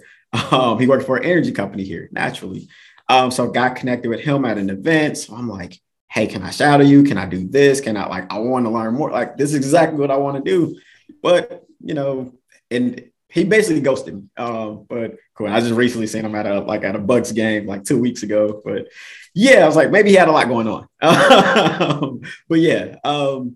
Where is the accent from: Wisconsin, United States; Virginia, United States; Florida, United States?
Wisconsin, United States; Milwaukee; moved away as an adult; also born or lived in North Carolina / Erie, Pennsylvania / Texas; I'm from Milwaukee